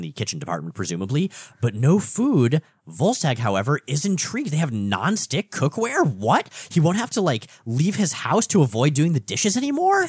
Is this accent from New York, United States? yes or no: no; South Florida, United States; now in Portland, United States; I grew up in South Florida